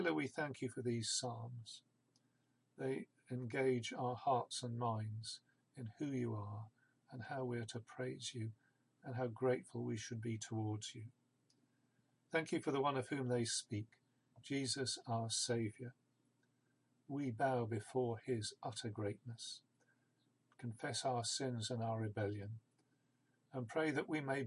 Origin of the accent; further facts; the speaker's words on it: Isle of Wight, South East England, United Kingdom; I grew up on the Isle of Wight